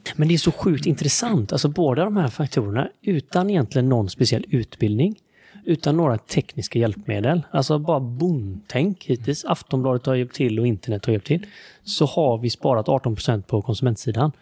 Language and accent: Swedish; Sweden; Jag som svensk